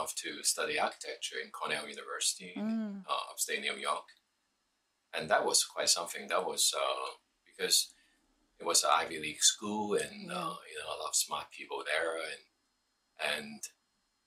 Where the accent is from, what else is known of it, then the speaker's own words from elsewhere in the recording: Hong Kong; moved away as an adult; also born or lived in United States; now in Taiwan; I was born in Hong Kong during 1970. At that time, it was a British colony.